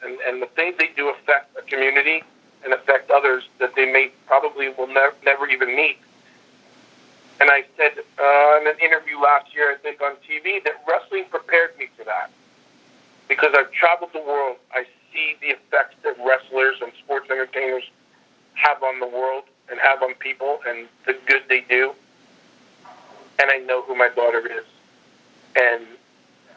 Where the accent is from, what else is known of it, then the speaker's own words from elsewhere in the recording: New Jersey, United States; moved away; that small town I grew up in New Jersey